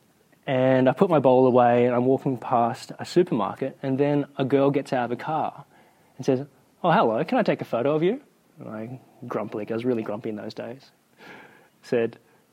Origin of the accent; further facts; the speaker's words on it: New South Wales, Australia; I'm from New South Wales